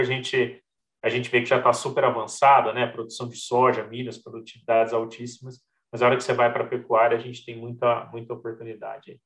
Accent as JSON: {"language": "Portuguese", "region": "São Paulo", "country": "Brazil", "tie": "born or raised there", "also_born_or_lived": "Santo Antônio da Alegria, São Paulo", "said": "Eu nasci na capital, em São Paulo, né? Uhum. Minha família tinha família no interior de São Paulo. E aí meus pais resolveram simplesmente largar tudo em São Paulo, mudar lá para o interior, ali na cidade de Santo Antônio da Alegria."}